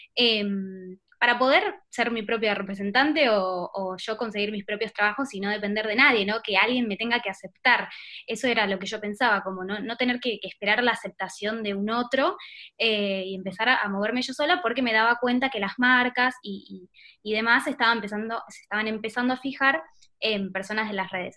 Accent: Buenos Aires, Argentina; accent: porteño; Soy de Buenos Aires, sí, exactamente, la capital.

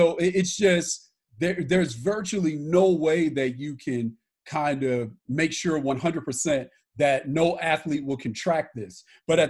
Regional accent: Los Angeles, California, United States; also born or lived in St. Louis, Missouri; I was born in St. Louis, Missouri, and grew up in Los Angeles, California

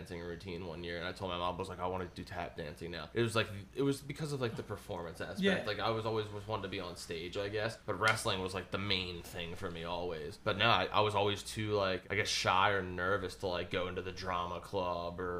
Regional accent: Aston, Pennsylvania, United States; I grew up in Aston, which is like 15 minutes from the Arasafa Farms.

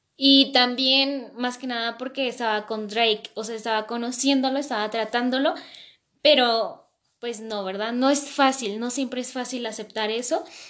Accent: Mexico; yo soy de México

